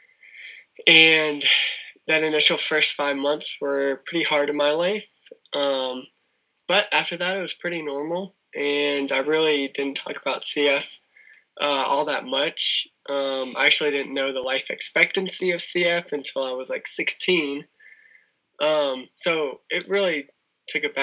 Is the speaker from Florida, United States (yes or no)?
yes; Tampa, Florida, United States; also born or lived in Sarasota, Florida; I was born and raised it's pretty much in Florida, in Tampa. And we moved to Sarasota, Florida in 2000